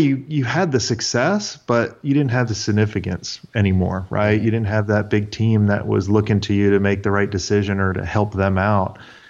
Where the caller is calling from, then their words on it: Atlanta, Georgia, United States; Atlanta, Georgia.